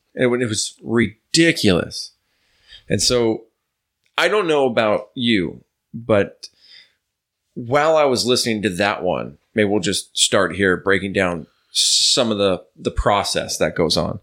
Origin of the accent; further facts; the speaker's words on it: New York, United States; it's not not my native land, but that's where I grew up, so that's like my uh, my home